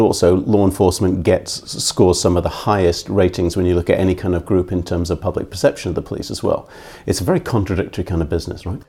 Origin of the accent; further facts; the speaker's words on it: Scotland, United Kingdom; moved away as an adult; also born or lived in East End of London; now in Philadelphia, United States; I went to an all-white school, but that's 'cause I grew up in Scotland